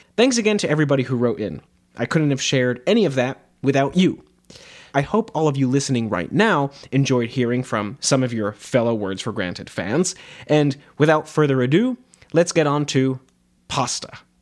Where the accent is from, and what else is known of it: United States; accent: standard American English